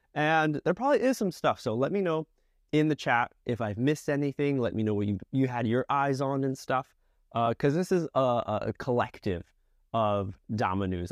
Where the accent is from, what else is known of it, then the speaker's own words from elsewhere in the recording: Connecticut, United States; I'm from Connecticut, so tri-state area